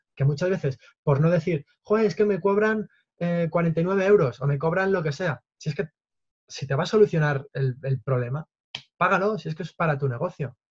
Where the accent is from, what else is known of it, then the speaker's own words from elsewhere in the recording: Toledo, Castilla-La Mancha, Spain; yo soy de Toledo